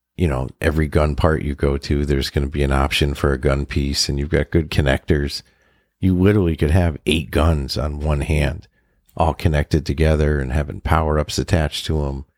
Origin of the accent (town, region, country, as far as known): Western Massachusetts, United States